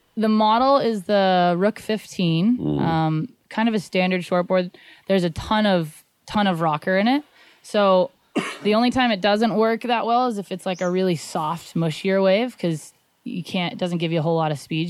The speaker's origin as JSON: {"language": "English", "town": "Santa Barbara", "region": "California", "country": "United States", "tie": "born or raised there", "said": "I grew up in Santa Barbara, so I grew up surfing Rincon all the time"}